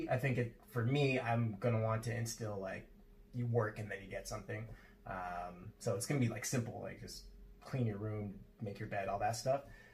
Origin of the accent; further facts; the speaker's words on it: Toronto, Ontario, Canada; I was born and raised in Rexdale to a single mother, and I have one older brother.